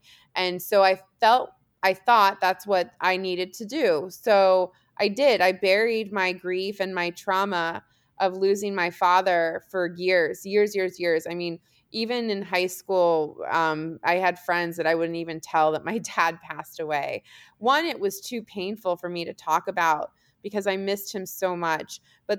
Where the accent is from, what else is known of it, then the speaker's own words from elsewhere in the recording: Germany; born there; also born or lived in California / Washington DC; I was born in Germany. We lived in California, ended up in the DC area because my dad was at the Pentagon.